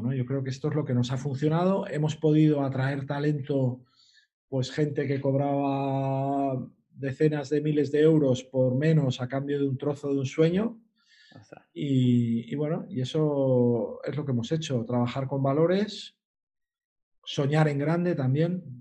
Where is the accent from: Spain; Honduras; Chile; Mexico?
Spain; Sant Feliu de Guíxols, Catalonia; yo soy de San Feliu de Guisol, somos gente marinera